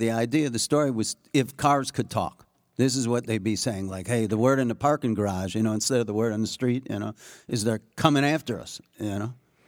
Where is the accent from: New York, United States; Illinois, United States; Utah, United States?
Illinois, United States; Skokie; I grew up in Skokie, Illinois, where there was a lot of concentration camp refugees where I went to high.